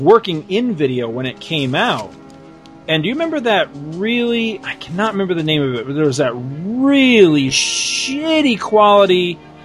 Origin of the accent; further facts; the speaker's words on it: New York, United States; also born or lived in Florida; that's when we moved from Florida back to New York